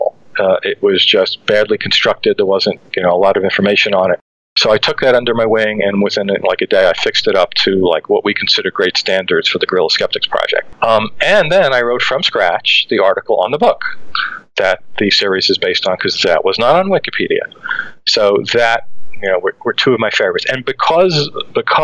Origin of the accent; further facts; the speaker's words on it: New York City, New York, United States; Growing up in Brooklyn